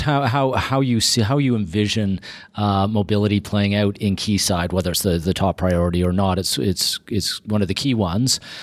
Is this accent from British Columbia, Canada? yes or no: no; Toronto, Ontario, Canada; I grew up in Toronto, uh, first part of my, uh, life in Scarborough